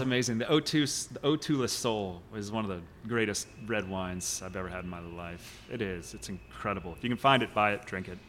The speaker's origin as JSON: {"language": "English", "town": "Kansas City", "region": "Missouri", "country": "United States", "tie": "born or raised there", "said": "I grew up in Kansas City"}